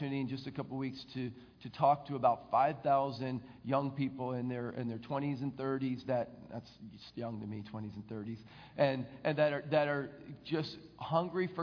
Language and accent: English; Philadelphia, Pennsylvania, United States; I grew up in the Philadelphia area